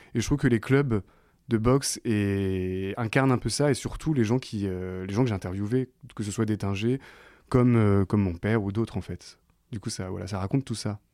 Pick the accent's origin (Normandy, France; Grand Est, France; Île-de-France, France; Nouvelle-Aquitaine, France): Normandy, France; Caen; autour de Caen, là où j'ai grandi